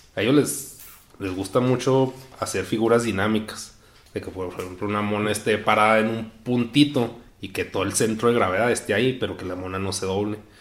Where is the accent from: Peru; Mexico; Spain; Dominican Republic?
Mexico; nací en México